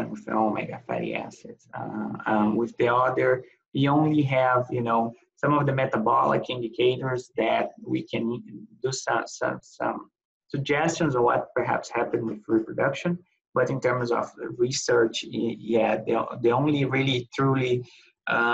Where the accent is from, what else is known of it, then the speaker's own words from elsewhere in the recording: Brazil; moved away as an adult; I'm from Brazil